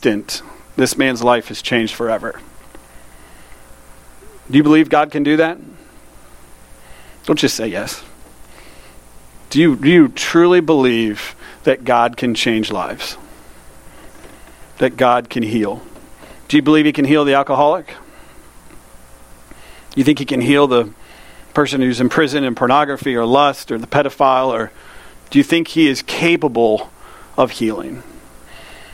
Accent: United States; I grew up in Polk County

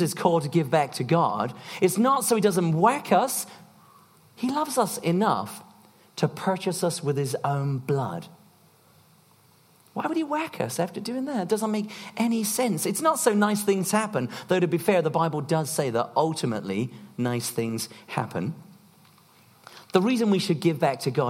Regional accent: United Kingdom; we're British

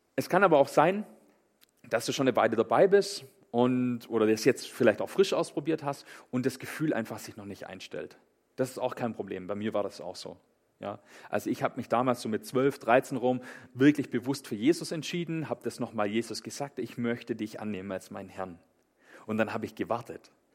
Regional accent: Swabia, Baden-Württemberg, Germany; ich komme aus dem Schwäbischen

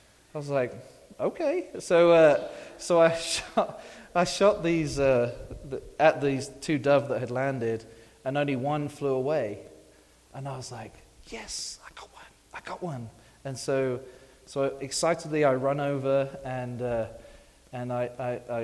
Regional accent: England, United Kingdom; moved away as an adult; I'm from England

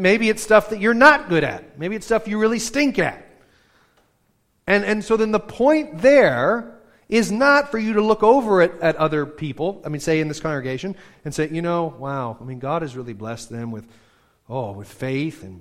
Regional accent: United States; we're such American radical individualists

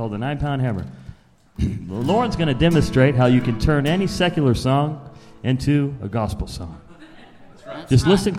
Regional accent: Bakersfield, California, United States; Well, we are from Bakersfield

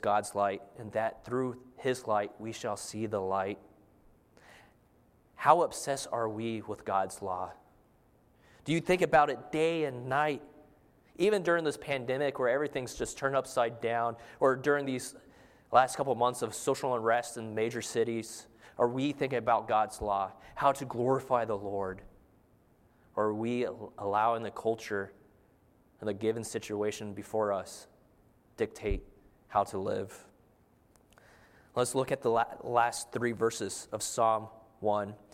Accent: Arizona, United States; I'm from Arizona, and growing up out in the desert, there's not much water.

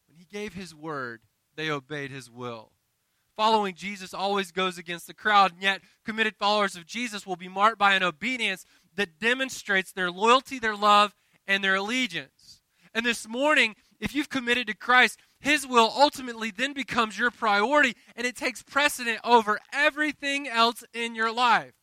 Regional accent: the South, United States; I'm from the South

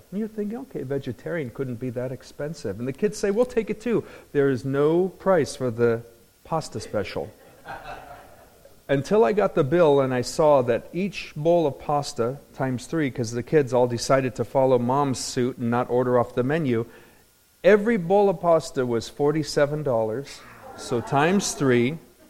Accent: Anaheim, California, United States; I grew up in Anaheim. Nobody gets in that club.

